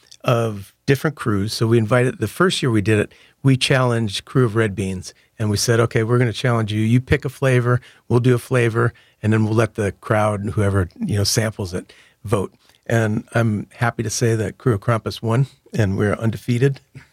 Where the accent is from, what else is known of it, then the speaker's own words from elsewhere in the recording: Michigan, United States; now in New Orleans, United States; And me growing up in Michigan, I was in plenty of snowball fights.